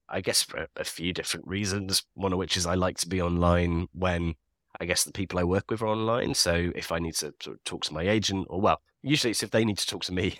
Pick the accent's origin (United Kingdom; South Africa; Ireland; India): United Kingdom; Leeds, Yorkshire and the Humber; I'm from Leeds. So I grew up all around the Yorkshire countryside